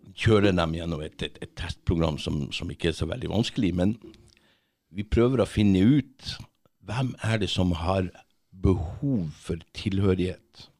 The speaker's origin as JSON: {"language": "Norwegian", "town": "Kongsfjord", "region": "Finnmark", "country": "Norway", "tie": "born or raised there", "also_born_or_lived": "Tverlandet, Bodø / France", "moved": "as an adult", "said": "jeg kommer egentlig fra, fra Tverlandet, litt lenger inn der. Okay. Mm. Så vokste jeg opp på, på, Finnmarka, et sted som heter Kongsfjord"}